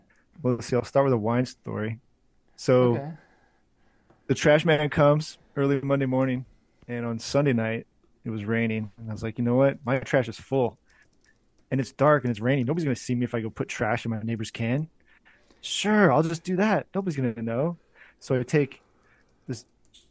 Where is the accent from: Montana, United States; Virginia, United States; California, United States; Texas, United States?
California, United States; Orangevale; I grew up in Orangevale